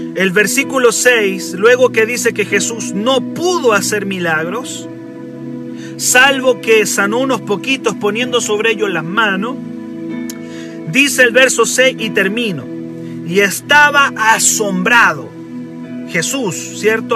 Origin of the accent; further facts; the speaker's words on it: Chile; accent: Chilean; Dios puede usar gente chilena tan con nuestro acento